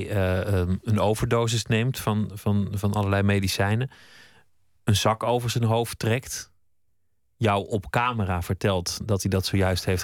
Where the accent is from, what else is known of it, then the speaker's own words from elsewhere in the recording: Groningen, Netherlands; Ik ben in Groningen opgegroeid.